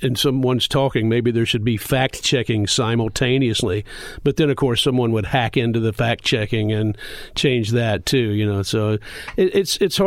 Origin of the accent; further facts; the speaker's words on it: the South, United States; I grew up in the South